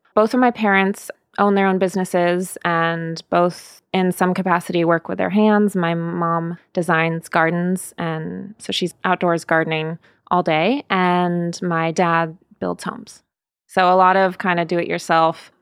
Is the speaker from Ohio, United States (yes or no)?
no; Sebastopol, California, United States; moved away as an adult; also born or lived in Los Angeles; I grew up in Sebastopol, which is now definitely a well-known wine region